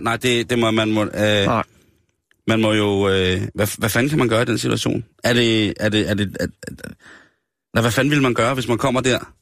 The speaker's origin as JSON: {"language": "Danish", "country": "Denmark", "said": "jeg er dansker"}